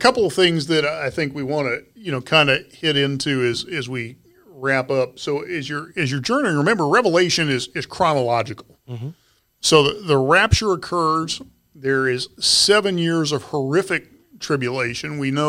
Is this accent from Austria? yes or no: no; Ponca City, Oklahoma, United States; You know, I was a kid. I grew up in Ponca City, Oklahoma.